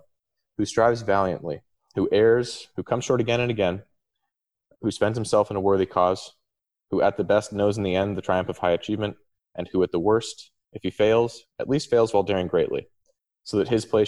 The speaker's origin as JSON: {"language": "English", "town": "Palo Alto", "region": "California", "country": "United States", "moved": "yes", "said": "I'm from Palo Alto originally."}